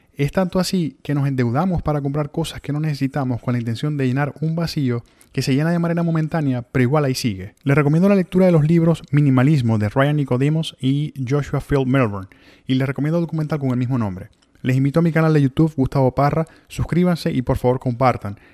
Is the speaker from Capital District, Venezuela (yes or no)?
no; Maracaibo, Zulia, Venezuela; moved away as an adult; also born or lived in Ciudad Victoria, Mexico / Miami, United States; now in Tallahassee, United States; en Venezuela viví en el mismo apartamento desde mi nacimiento hasta que salí de Maracaibo